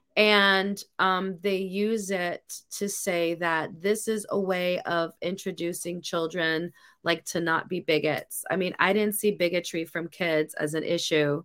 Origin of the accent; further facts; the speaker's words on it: New York City, New York, United States; I grew up in New York City. I grew up in the eighties and the nineties